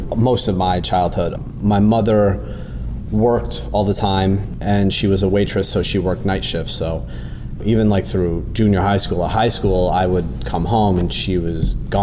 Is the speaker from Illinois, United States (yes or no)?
no; Springfield, Massachusetts, United States; moved away; also born or lived in New York; I was born in Springfield, Massachusetts